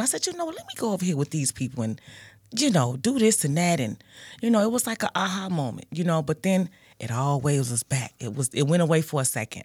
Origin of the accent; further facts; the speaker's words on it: Gary, Indiana, United States; I grew up in, well, I'm from Gary, Indiana, born nineteen seventy-five